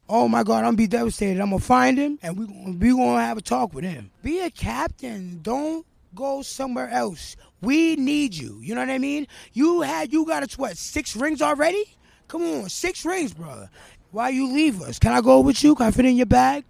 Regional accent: Boston, Massachusetts, United States; I'm from Roxbury

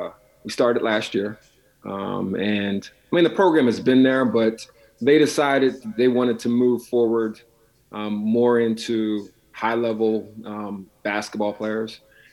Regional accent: Altoona, Pennsylvania, United States; moved away as an adult; also born or lived in Minnesota; At the time, I was back in my hometown of Altoona, Pennsylvania.

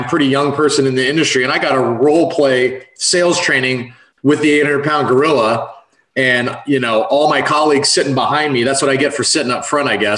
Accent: San Francisco Bay Area, California, United States; moved away as an adult; also born or lived in San Diego / Oregon; now in Tampa, United States; I'm from the San Francisco Bay Area originally

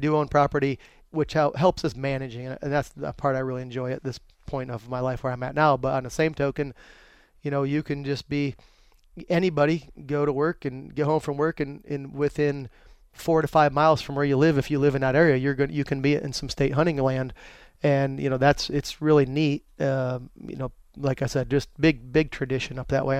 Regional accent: Dushore, Pennsylvania, United States; moved away as an adult; now in North Carolina, United States; growing up in Pennsylvania

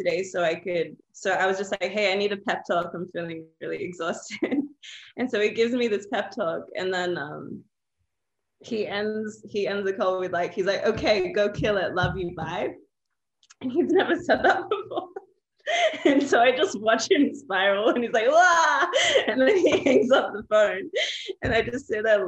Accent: Australia; I grew up in Australia. My parents immigrated from Palestine and Jordan.

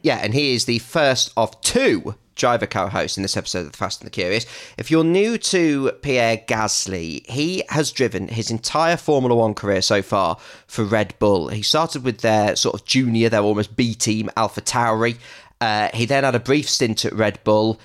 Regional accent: England, United Kingdom; me and Betty are English

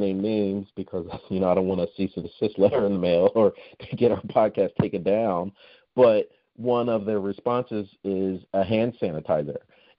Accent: United States

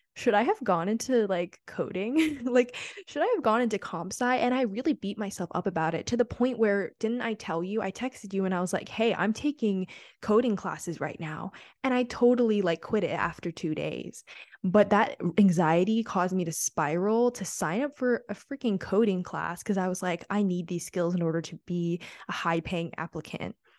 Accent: New York City, New York, United States; moved away as an adult; I'm from New York City

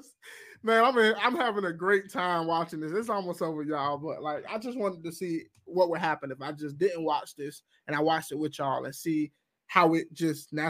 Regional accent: the South, United States; I'm from the South

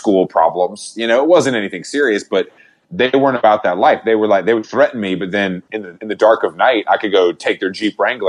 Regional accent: Conyers, Georgia, United States; moved away as an adult; also born or lived in Atlanta / New York; I went to high school in Conyers

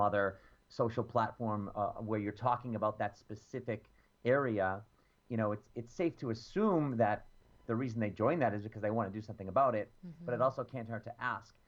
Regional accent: Boston, Massachusetts, United States; I'm from Boston

